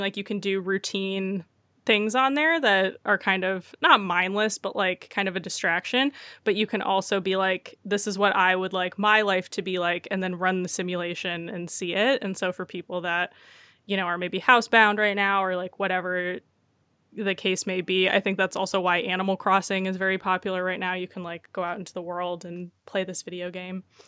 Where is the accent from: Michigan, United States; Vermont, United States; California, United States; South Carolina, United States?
Michigan, United States; Detroit; I grew up in a suburb of Detroit, so it wa, I grew up in the Metro Detroit area